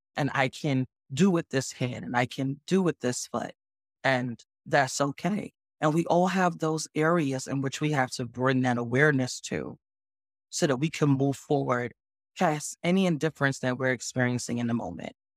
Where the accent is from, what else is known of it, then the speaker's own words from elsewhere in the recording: New York City, New York, United States; born and raised in the Bronx, New York